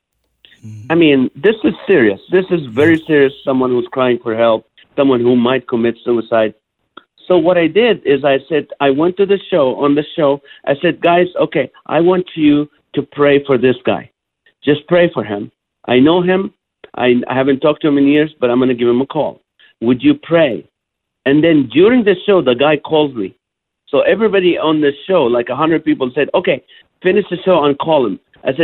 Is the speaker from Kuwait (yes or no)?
yes; Kuwait; also born or lived in Israel; But I was born in Israel. I flew in, you know, my parents moved to Kuwait at the age of 3.